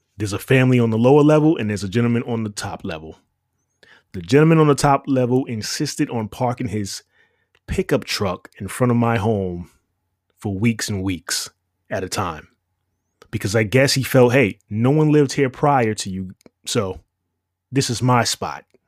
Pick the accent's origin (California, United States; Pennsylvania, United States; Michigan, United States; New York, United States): New York, United States; New York City; moved away; You're listening to someone who spent roughly twenty-five years in the Big Apple. N Y C. And it was no walk in the park. Growing up in New York